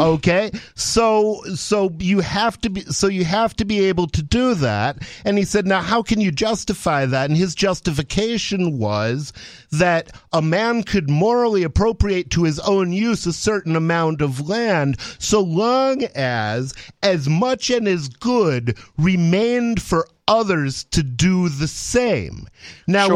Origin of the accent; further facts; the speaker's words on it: Ann Arbor, Michigan, United States; I grew up in Ann Arbor, Michigan